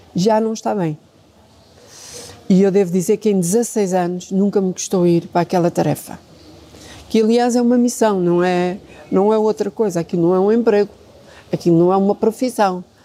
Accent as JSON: {"language": "Portuguese", "town": "Vila Franca de Xira", "region": "Lisbon", "country": "Portugal", "tie": "born or raised there", "said": "eu nasci, cresci, vivi sempre em Vila Franca de Xira"}